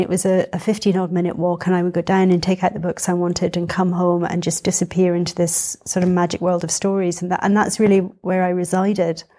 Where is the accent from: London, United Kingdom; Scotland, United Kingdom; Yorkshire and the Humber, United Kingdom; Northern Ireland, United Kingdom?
Scotland, United Kingdom; Edinburgh; I was born in Edinburgh. um, and brought up in Edinburgh